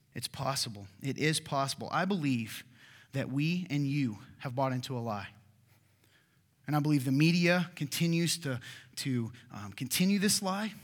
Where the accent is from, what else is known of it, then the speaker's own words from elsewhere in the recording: Kentucky, United States; moved away; my home state of Kentucky